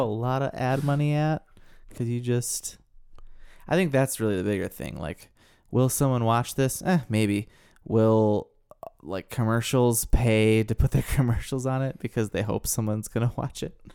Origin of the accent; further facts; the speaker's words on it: Midwestern state, United States; a city kid from a Midwestern state